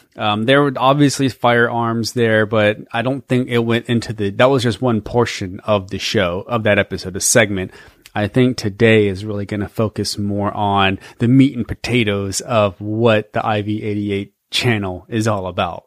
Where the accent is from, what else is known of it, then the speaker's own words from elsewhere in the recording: Georgia, United States; we're from Georgia